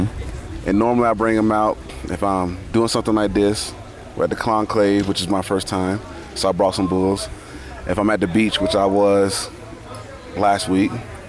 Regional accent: Monroe, Louisiana, United States; moved away as an adult; also born or lived in Virginia; I'm from Monroe, Louisiana. Sometimes people say, hey, where's that from? You know, sounds familiar. Well, across the river is Duck Dynasty. Okay. So that's where I grew up.

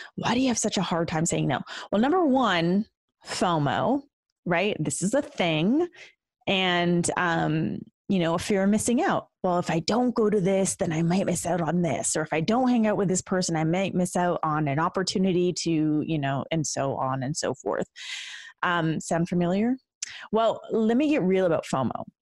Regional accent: Canada; as a Canadian

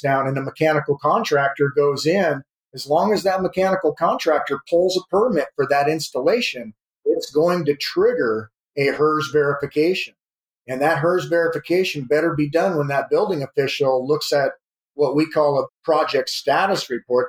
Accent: South Dakota, United States; moved away as an adult; now in California, United States; I was born in California, but I grew up in the Midwest in South Dakota

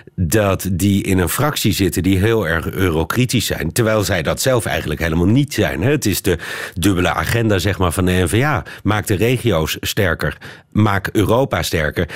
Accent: Netherlands; moved away as an adult; now in Brussels, Belgium; wij Nederlanders

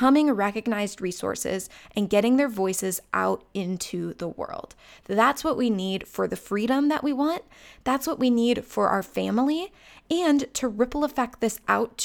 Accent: Chagrin Falls, Ohio, United States; my hometown of Chagrin Falls, Ohio

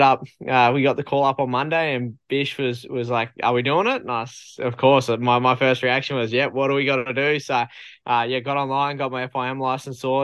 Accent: Australia; my home country

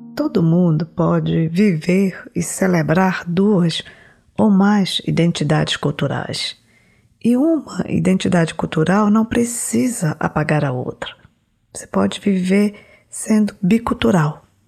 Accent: Brazil; uma parte da minha identidade é que eu nasci no Brasil e, além disso, eu me sinto brasileira

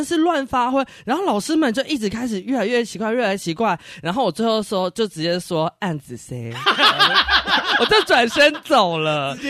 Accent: Taiwan; 不是，是老师有一天就说：“哎、欸，班上有谁是客家人？”然后我就傻傻的举手

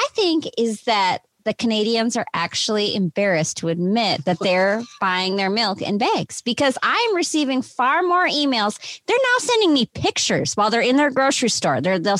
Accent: Minnesota, United States; accent: Minnesotan; It was just my Minnesotan accent.

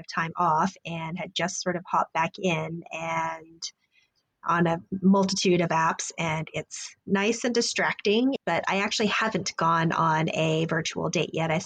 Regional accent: Texas, United States; moved away; I've lived in a bunch of places all over the U.S., but I grew up in Texas

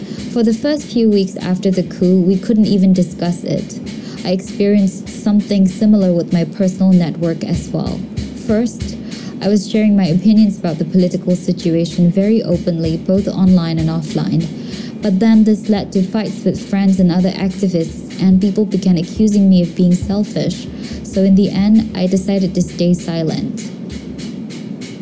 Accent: Rakhine State, Myanmar; also born or lived in Yangon; I decided to go back to my home state

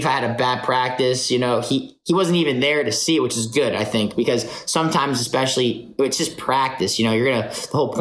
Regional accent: North Florida, United States; We're all from North Florida

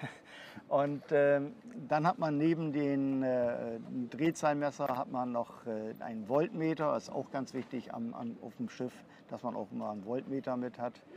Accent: Bremerhaven, Bremen, Germany; also born or lived in Bavaria; Ich bin auch gebürtiger Bremerhavener

